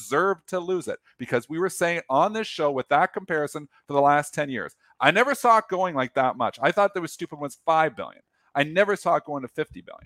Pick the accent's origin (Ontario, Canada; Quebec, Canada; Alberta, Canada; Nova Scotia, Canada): Ontario, Canada; Leamington; moved away; I'm from Leamington. Originally